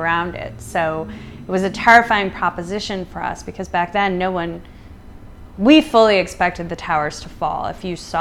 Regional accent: United States; also born or lived in New York City; as an American

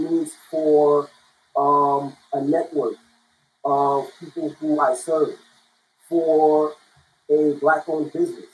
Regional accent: United States; also born or lived in Germany; I was here since 2 years old, since 2 months

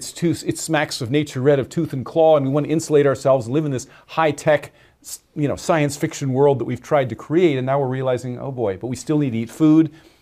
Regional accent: Pennsylvania, United States; a lot of the other people who lived in the rural area that I grew up in Western Pennsylvania had similar lifestyles

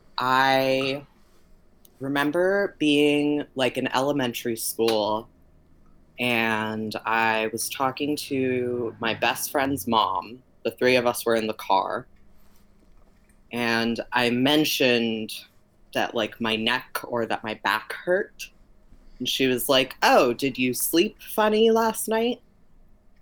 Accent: Miami, Florida, United States; also born or lived in Venezuela; I was born in Venezuela, and I grew up in Miami

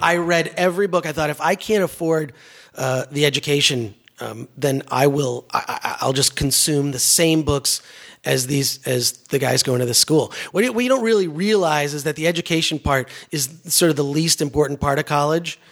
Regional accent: Detroit, Michigan, United States; growing up in Detroit

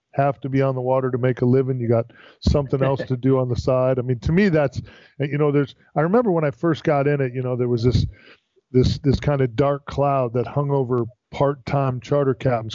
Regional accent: Florida, United States; I'm born and raised in Florida

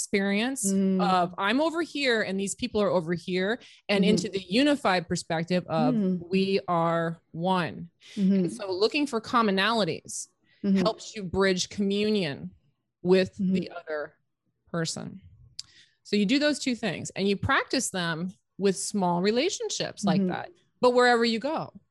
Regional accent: Canada; So we're both women. We're both Canadian.

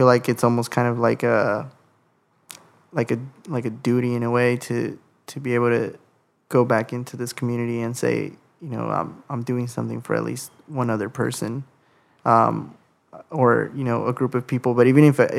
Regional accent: Los Angeles, California, United States; growing up in Sylmar

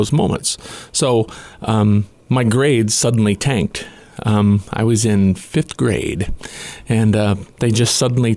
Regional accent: Greenfield, Indiana, United States; I grew up in Greenfield, Indiana, farm boy

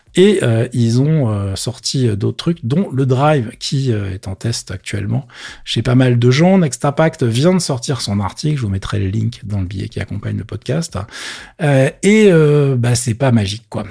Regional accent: France; chez nous en France

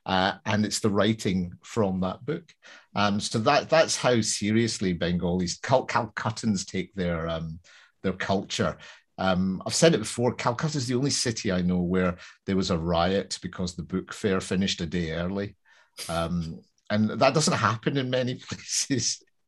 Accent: Scotland, United Kingdom; Growing up between these two cultures, you know, growing up in Britain, in Scotland, but of Indian parents

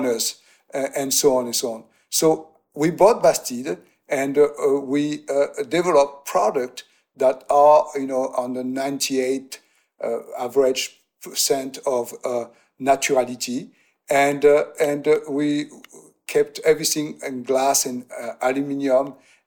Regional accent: Aix-en-Provence, Provence-Alpes-Côte d'Azur, France; moved away; also born or lived in New York; we bought a house in my hometown in Aix-en-Provence

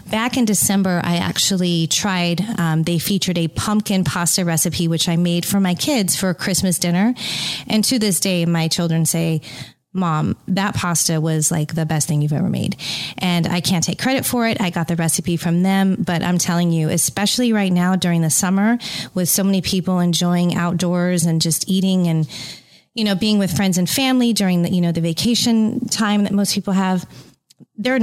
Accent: California, United States; I am from California and grew up just an hour outside of wine country

